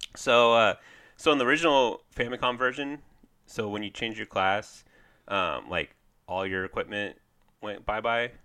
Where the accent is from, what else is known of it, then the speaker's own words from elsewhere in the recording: Kansas City, Missouri, United States; I'm from Kansas City.